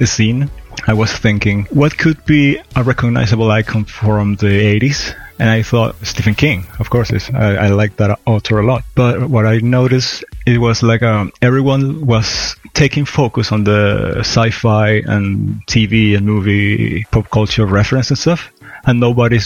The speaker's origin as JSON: {"language": "English", "country": "Venezuela", "moved": "yes", "said": "I'm originate from there"}